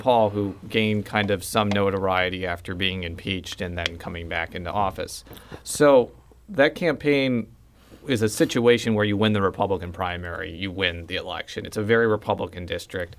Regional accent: Chicago, Illinois, United States; moved away; I'm from the Chicagoland area

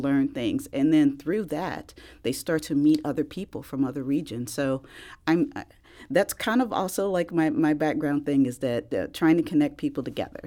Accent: East St. Louis, Illinois, United States; I'm actually originally from East Saint Louis, so right across the river

